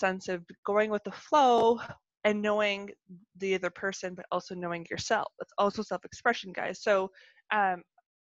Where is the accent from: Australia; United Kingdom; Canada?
Canada; accent: Canadian; I'm Canadian